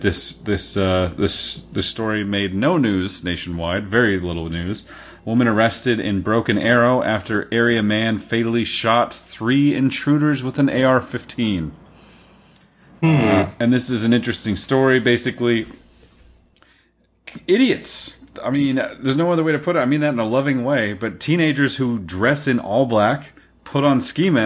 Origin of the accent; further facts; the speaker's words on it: Oklahoma, United States; moved away; my home state of Oklahoma